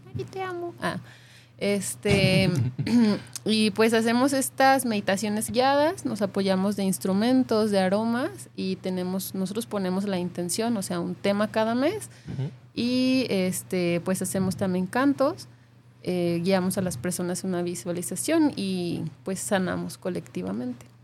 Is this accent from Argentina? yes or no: no; Mexico; also born or lived in Playa del Carmen; now in Guadalajara, Mexico; como mexicanos